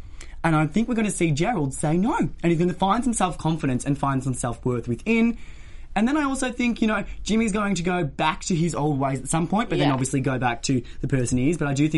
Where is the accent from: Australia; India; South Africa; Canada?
Australia; moved away; I've been in the land of the Oz. I've been down under in the bush. So, well, not that bush, my hometown of the bush.